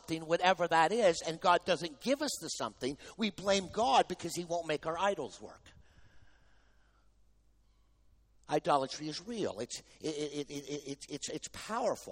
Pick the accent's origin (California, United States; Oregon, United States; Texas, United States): Texas, United States; I'm from Texas